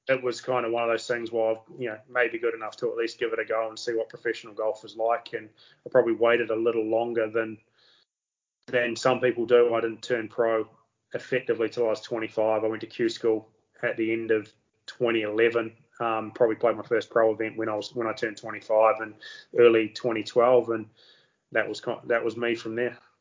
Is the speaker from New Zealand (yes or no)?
yes; New Zealand